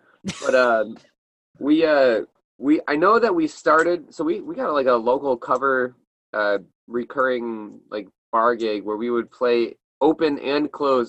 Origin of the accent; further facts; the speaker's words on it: Syracuse, New York, United States; moved away as an adult; now in Buffalo, United States; yeah, so I grew up in Syracuse, and we had a buttload of ska.